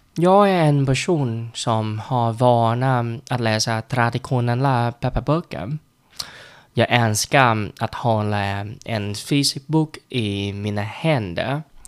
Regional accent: Vietnam; Swedish is a second language; now in Sweden; Jag är en vietnames som bor i Sverige och lär mig svenska

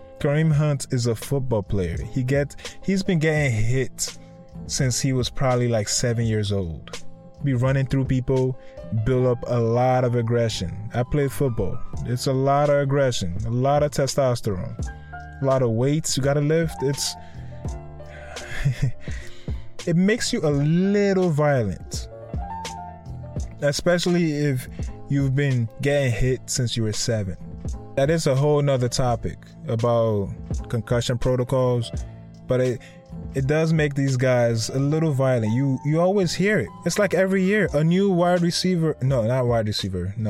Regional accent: Connecticut, United States; that's kind of my home state

